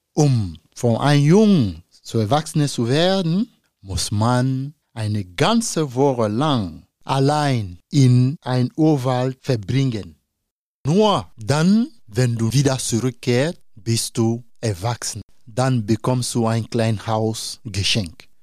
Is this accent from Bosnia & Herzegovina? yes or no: no; Côte d’Ivoire; German is a second language; now in Osnabrück, Germany; mein Heimat, Elfenbeinküste